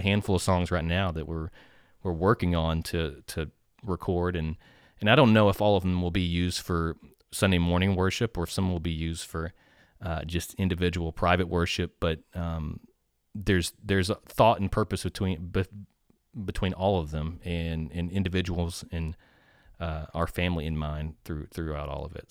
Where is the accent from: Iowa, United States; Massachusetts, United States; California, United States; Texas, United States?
Texas, United States; Nacogdoches; I am from Nacogdoches, so, uh, my roots run very deep in this, uh, community